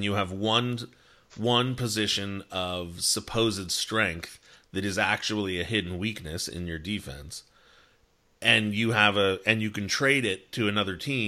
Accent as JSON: {"language": "English", "town": "Toronto", "region": "Ontario", "country": "Canada", "said": "I'm from Toronto"}